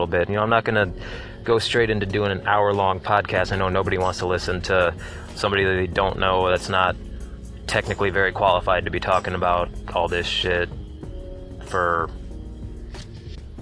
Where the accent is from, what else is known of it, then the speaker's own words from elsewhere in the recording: Grand Rapids, Michigan, United States; we're both from Grand Rapids